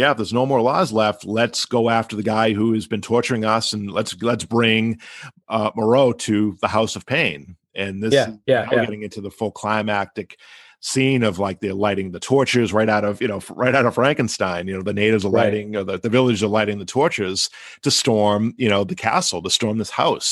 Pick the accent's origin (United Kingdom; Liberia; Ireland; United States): Ireland; As an Irish guy